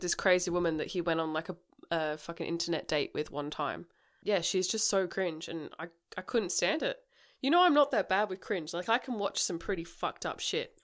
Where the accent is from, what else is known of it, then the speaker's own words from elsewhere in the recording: Australia; we're Australian